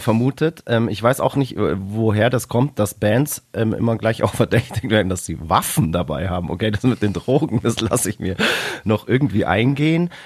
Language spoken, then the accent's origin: German; Bavaria, Germany; Wir kommen aus Bayern